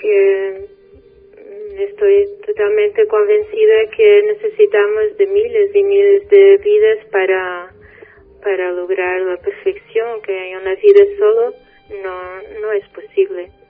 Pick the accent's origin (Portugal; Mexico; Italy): Portugal; born or raised there; first language Portuguese; Spanish is a second language